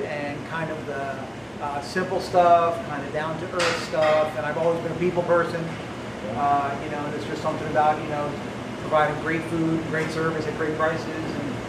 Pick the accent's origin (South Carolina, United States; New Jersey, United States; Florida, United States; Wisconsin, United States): New Jersey, United States; I'm from Jersey.